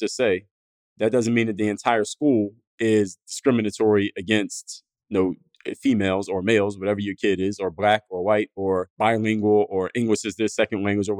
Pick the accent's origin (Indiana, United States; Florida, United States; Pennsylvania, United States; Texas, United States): Pennsylvania, United States; Philadelphia; my neighborhood that I grew up in Philadelphia, my neighborhood of Mount Airy